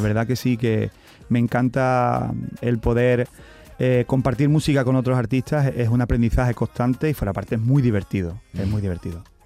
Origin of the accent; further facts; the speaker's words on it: Camas, Andalusia, Spain; yo soy camero. Yo soy de Sevilla